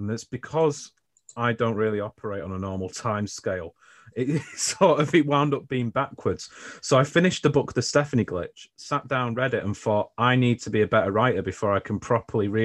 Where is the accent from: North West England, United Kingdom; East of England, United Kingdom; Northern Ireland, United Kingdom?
North West England, United Kingdom; Stockport; also born or lived in Marple; I'm originally from Stockport. So, you know, Marple's in Stockport, but I was nearer the centre.